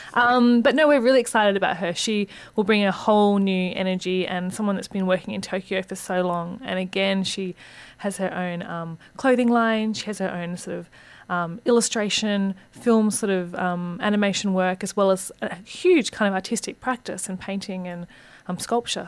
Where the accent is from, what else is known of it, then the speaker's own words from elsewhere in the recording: Hong Kong; also born or lived in Australia; now in Sydney, Australia; I grew up in Hong Kong